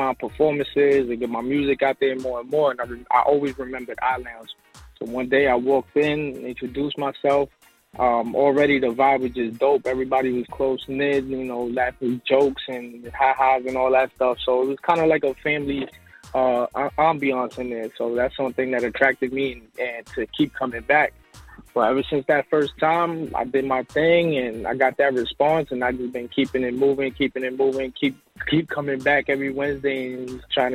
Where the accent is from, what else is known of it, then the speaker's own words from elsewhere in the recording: New York City, New York, United States; now in Atlanta, United States; Originally from New York, BX Borough